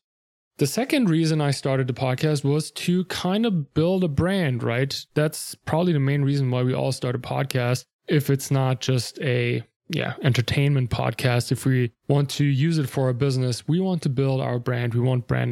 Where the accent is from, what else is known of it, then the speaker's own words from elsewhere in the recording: Germany; English is a second language; moved away; I'm not a native English speaker. I'm from Germany originally